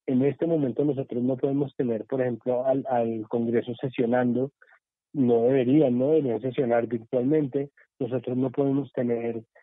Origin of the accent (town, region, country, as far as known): Colombia